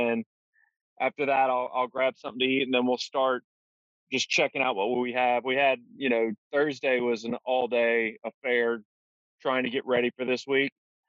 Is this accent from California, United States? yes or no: no; Baton Rouge, Louisiana, United States; I'm from Baton Rouge, Louisiana.